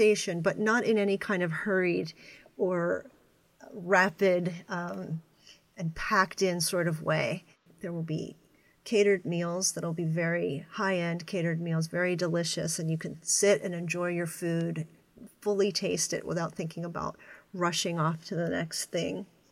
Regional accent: Pennsylvania, United States; I'm from Pennsylvania and an Eastern United States person

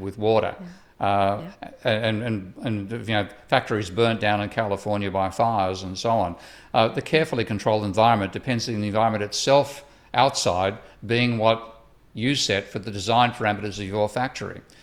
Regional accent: Australia; moved away; my home country of Australia

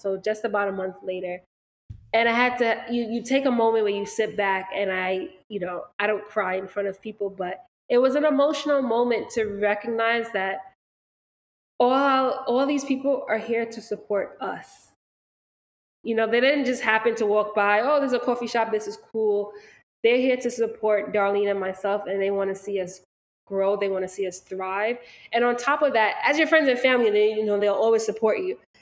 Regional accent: Valley Stream, New York, United States; we are from Long Island, we are from Valley Stream

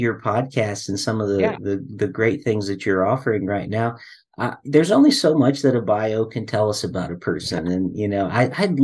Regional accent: Indiana, United States; now in Springfield, United States; I'm in Springfield, Ohio myself, but I grew up a good bit of my life in the Indiana area

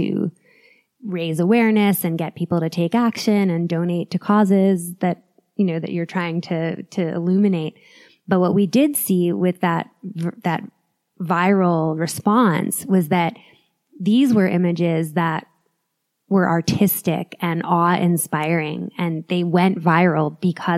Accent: New York City, New York, United States; moved away as an adult; now in Boulder, United States; I'm a New Yorker through and through

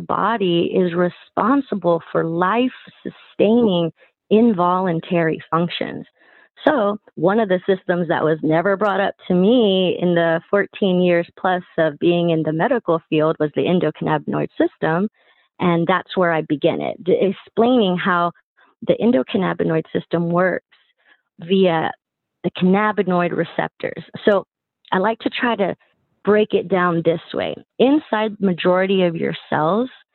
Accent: Texas, United States; Born and raised in Texas

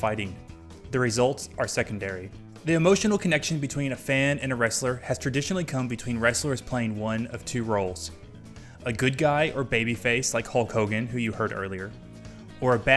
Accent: Kentucky, United States; I grew up in Kentucky

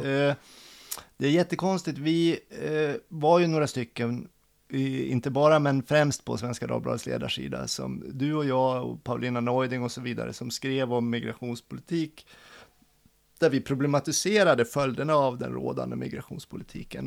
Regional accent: Hjortnäs, Dalarna County, Sweden; now in Stockholm, Sweden; Min äh... brygga hemma i Hjortnäs

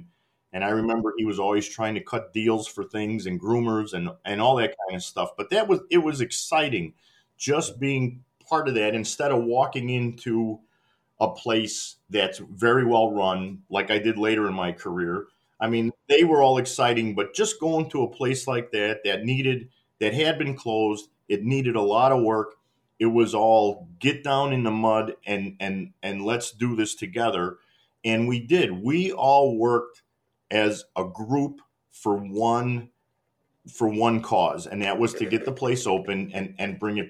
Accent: Midwest, United States; I came from the Midwest.

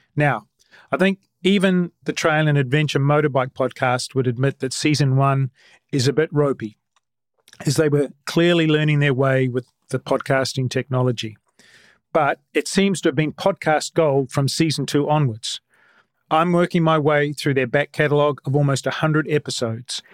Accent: New Zealand; I'm a Kiwi

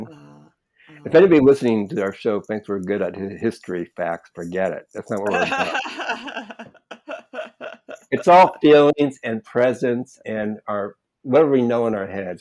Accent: Los Angeles, California, United States; an American Los Angeles, sort of a hippie, not even a teenager yet, 12-year-old

